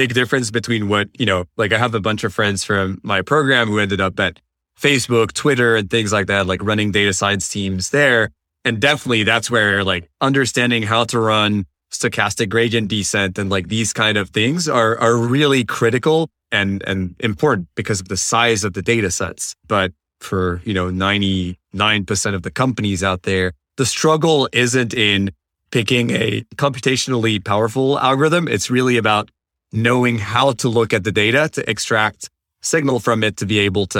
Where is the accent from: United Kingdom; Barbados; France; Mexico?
France; moved away as an adult; now in United States; And fortunately enough, I was able to find a job in the US because I come originally from France.